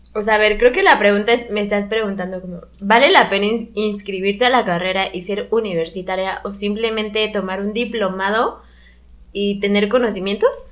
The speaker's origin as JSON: {"language": "Spanish", "region": "Querétaro", "country": "Mexico", "tie": "born or raised there", "also_born_or_lived": "Mexico City / Guanajuato", "moved": "as an adult", "said": "soy de Ciudad de México, pero crecí en Querétaro, pero estudié en Guanajuato"}